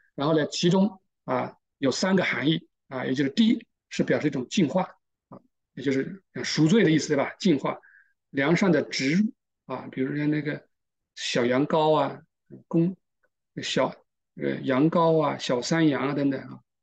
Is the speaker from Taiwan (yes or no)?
no; China; 我们中国人也差不多